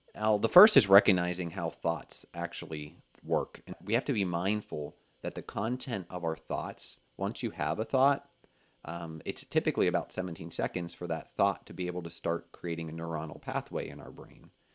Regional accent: Pennsylvania, United States; moved away as an adult; also born or lived in Orlando, Florida; I moved from Pennsylvania, where I grew up, and went to college

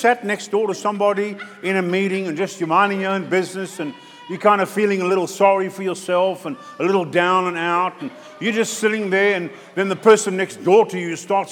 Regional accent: South Africa; moved away; my brother's church back in South Africa

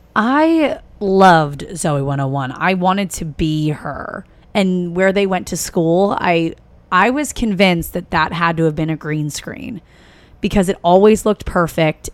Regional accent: East Coast, United States; moved away; I'm from the East Coast. So getting to New York, we would go up and see shows.

